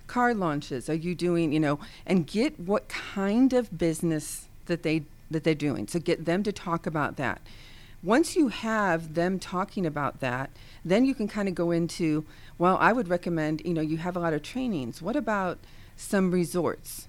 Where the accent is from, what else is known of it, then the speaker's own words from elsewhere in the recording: Ohio, United States; now in the South, United States; now living in the South, but I am from Ohio